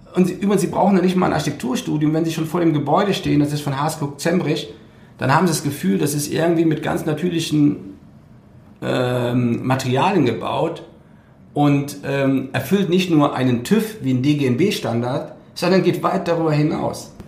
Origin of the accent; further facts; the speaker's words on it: Cologne area, North Rhine-Westphalia, Germany; weil ich komme aus der Ecke von Köln